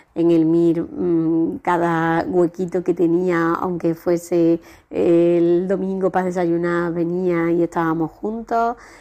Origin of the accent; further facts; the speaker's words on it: Córdoba, Andalusia, Spain; ahora mismo ya estamos viviendo en Córdoba, yo soy de Córdoba